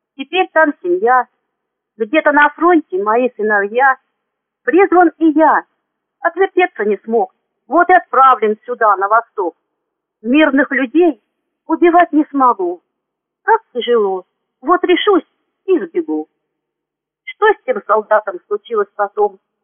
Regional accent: Bryansk Oblast, Russia; moved away as an adult; also born or lived in Klintsy, Bryansk Oblast / Gomel, Belarus; now in Zmiyovka, Russia; Родилась я в Брянской области в 1961 году.

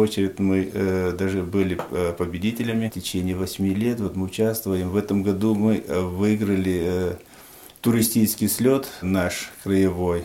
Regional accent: Panj, Khatlon, Tajikistan; moved away as an adult; now in Apsheronsk, Russia; я родился в 1968 году, э, город Пянш, Таджикистан. Переехал в 1991 году в э, Краснодарский край, город Обширонск.

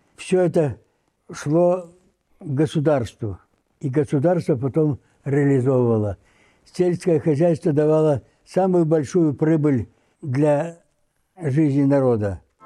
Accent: Velikorusskoye, Omsk Oblast, Russia; Родился я в селе Великорусское Омской области, теперь Калачинский район, в семье крестьян

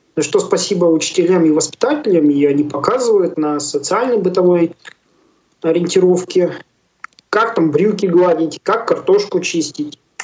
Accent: Yarkovo, Tyumen Oblast, Russia; also born or lived in Yalutorovsk; now in Chelyabinsk, Russia; Ярково, откуда я родом, это между Тюменью и Тобольском село такое есть

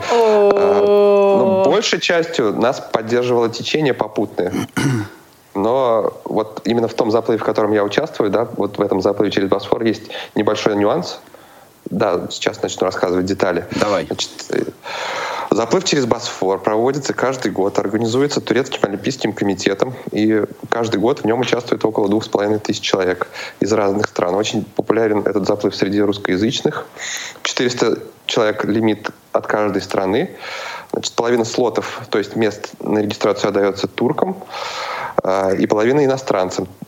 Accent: Cheboksary, Chuvashia, Russia; now in Saint Petersburg, Russia; Откуда? Из Чебоксар. Из Чебоксар. Родом, Так.

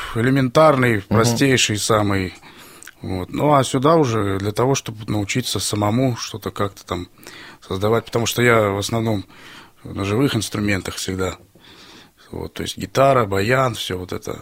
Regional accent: Stary Oskol, Belgorod Oblast, Russia; Я из города Старый Оскол

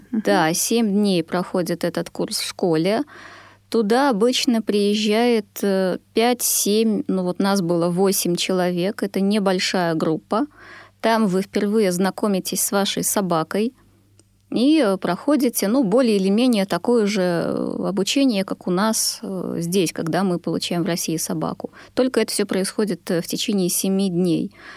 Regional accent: Belarus; also born or lived in Sweden; now in Russia; Я родом из Беларуси

